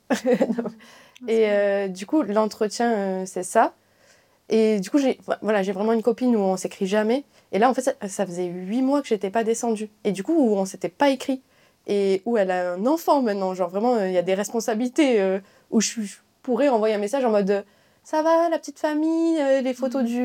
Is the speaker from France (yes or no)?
yes; southern France, France; now in Paris, France; du coup, je viens du Sud. Euh, là, je suis à Paris.